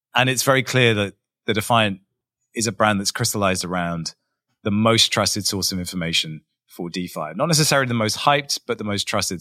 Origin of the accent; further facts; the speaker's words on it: England, United Kingdom; I'm English. There are no mountains in England